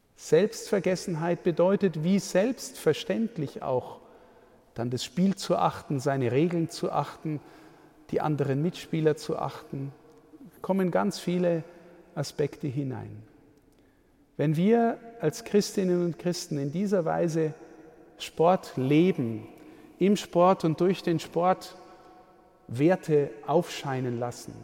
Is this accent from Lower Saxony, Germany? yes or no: no; Amberg, Bavaria, Germany; In meiner Heimatstadt Amberg